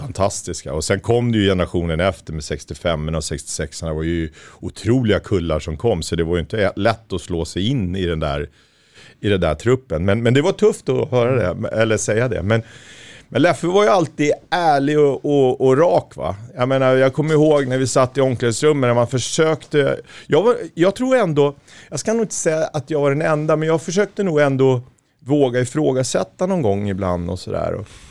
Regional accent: Märsta, Stockholm County, Sweden; lokaltidningen hemma i Märsta

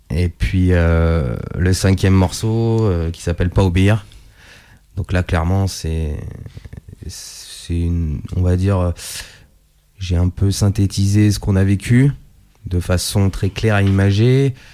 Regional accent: Italy; Ah non, mais je suis italien.

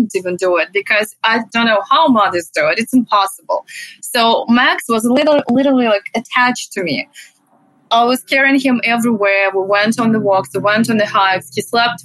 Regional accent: Russia; English is a second language; moved away as an adult; So originally I'm from Russia. That's where I grew up. And I've been living here for 10 years

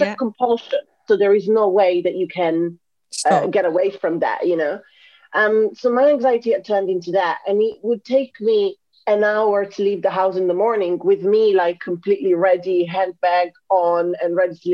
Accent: Italy; moved away as an adult; now in London, United Kingdom; I'm originally from Italy

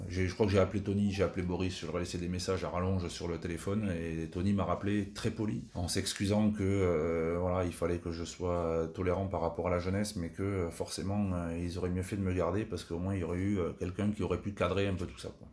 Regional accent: Tarn, Occitania, France; moved away; also born or lived in Castres; je suis régénéré du Tarn et je suis très fier d'être de là-bas.

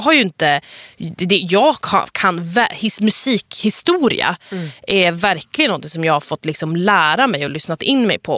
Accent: Sweden; jag är en svensk-iranier nyexa, nyexad journalist.

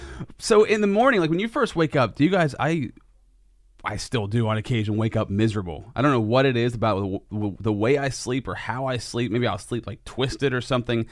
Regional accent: Sinking Valley, Pennsylvania, United States; I lived in Sinking Valley, which was like the country

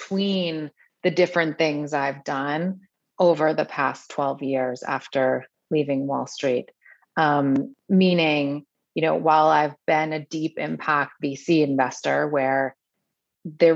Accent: New York City, New York, United States; I grew up in New York City

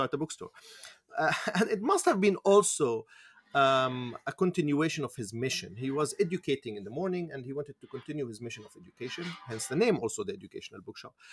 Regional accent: Jerusalem, Jerusalem District, Israel; I, I, I grew up in Jerusalem, particularly in Musrara, in the east side of the Musrara, on the Palestinian side of the city.

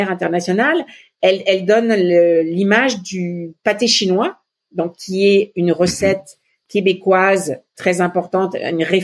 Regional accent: Lebanon; moi, je viens du Liban et euh, la feuille de vigne, c'est euh, fourré au riz, c'est hyper important pour moi.

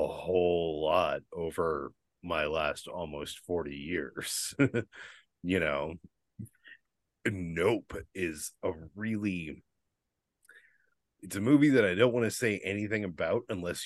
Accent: the South, United States; growing up in the South

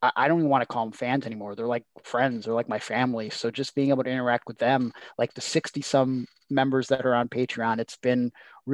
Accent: Cleveland, Ohio, United States; I'm from Cleveland

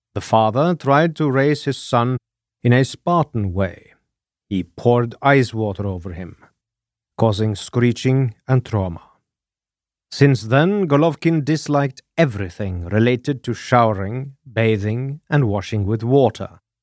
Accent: Norway; I am your Norwegian host

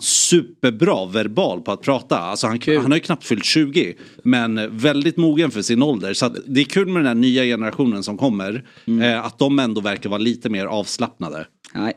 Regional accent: Sweden; jag var från Sverige

